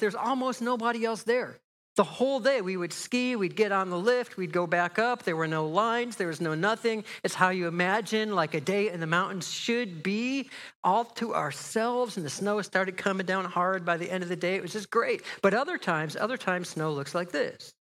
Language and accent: English; just outside of Chicago, Illinois, United States; moved away as an adult; also born or lived in Pasadena, California; now in Menlo Park, United States; I grew up just outside of Chicago